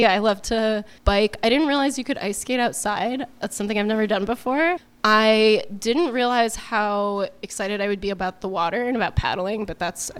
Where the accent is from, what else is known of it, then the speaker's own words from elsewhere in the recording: Arizona, United States; moved away as an adult; now in Anchorage, United States; I'm 28 and I'm from Arizona.